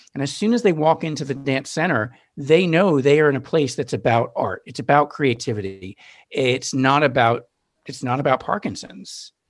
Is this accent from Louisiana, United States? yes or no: no; Newton, Massachusetts, United States; now in Brooklyn, United States; I grew up in Newton, Massachusetts